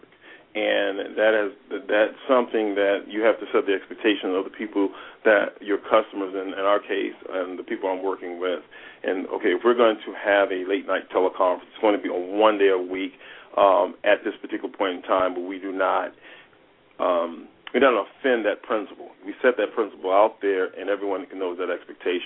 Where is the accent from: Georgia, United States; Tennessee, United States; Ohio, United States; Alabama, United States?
Ohio, United States; Toledo; now in Los Angeles, United States; I grew up in Toledo, Ohio. I live in Los Angeles